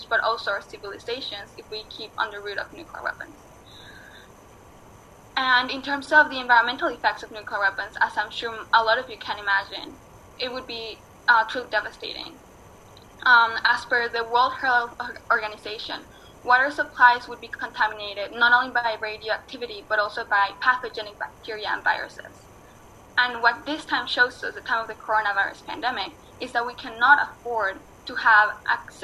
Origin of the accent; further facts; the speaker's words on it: Mexico; moved away; also born or lived in New York City; I was born in Mexico and I was raised as part of the Otomi Toltec indigenous philosophy and indigenous peoples